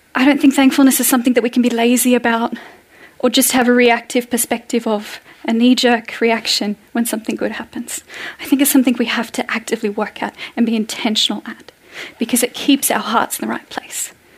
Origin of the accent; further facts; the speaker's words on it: Australia; moved away as an adult; now in Norway; as an Australian